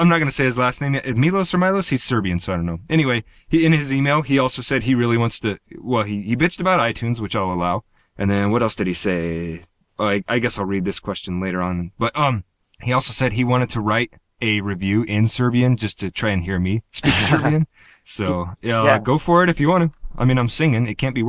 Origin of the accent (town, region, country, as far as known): United States